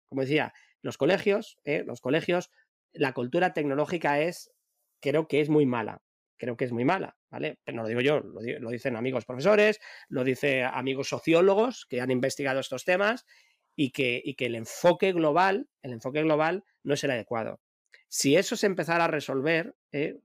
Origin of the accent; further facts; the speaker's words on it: Madrid, Community of Madrid, Spain; now in Bilbao, Spain; Yo en mi propio barrio, donde yo nací en, Madrid, en un, barrio de, de, hortaleza, de obreros